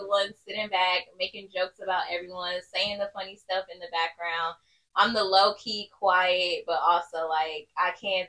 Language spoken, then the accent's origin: English; Kansas, United States; also born or lived in Killeen, Texas; now in Houston, United States; But I am not from Houston originally. I'm from Killeen, grew up in Kansas, moved to Houston 2.5 years ago.